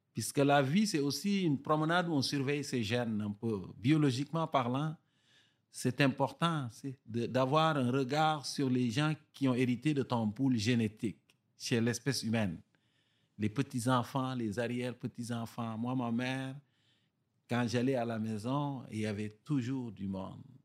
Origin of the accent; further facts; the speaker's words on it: Bas-du-Fleuve, Quebec, Canada; accent: Gaspésien; les villages du bas du fleuve où j'ai grandi au Québec